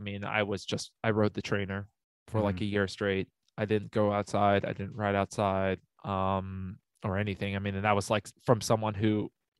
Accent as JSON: {"language": "English", "country": "United States", "tie": "born or raised there", "said": "Yeah, but I mean, I grew up in the mountains. I grew up outside of Lake Tahoe and stuff. So we had winter where I grew up."}